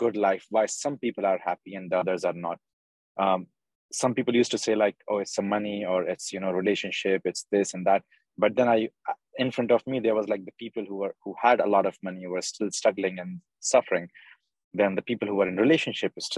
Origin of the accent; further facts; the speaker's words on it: Bhopal, Madhya Pradesh, India; now in United Arab Emirates; I'm from Bhopal, India.